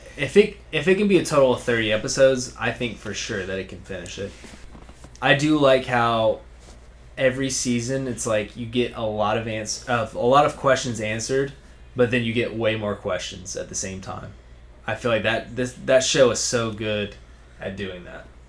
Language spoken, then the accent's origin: English; Georgia, United States; I'm from Georgia, folks. I'm pretty country